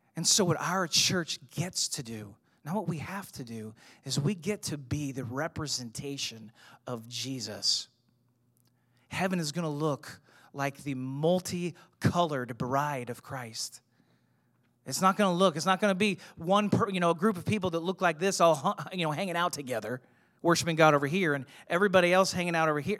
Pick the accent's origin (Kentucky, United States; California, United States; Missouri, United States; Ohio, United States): Missouri, United States; St. Louis; I grew up in Saint Louis. You know, I, I was a suburb kid